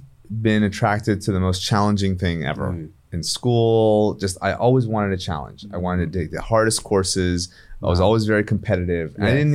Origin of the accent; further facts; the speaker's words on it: Indianapolis, Indiana, United States; now in Beverly Hills, United States; My family immigrated in the 1960s, so they came early. But I was born and raised in Indiana, of all places.